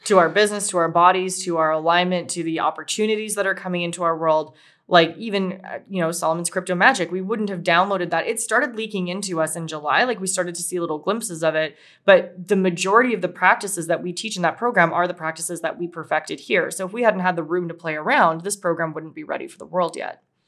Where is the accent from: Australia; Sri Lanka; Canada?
Canada; Winnipeg, Manitoba; we're from Winnipeg, Canada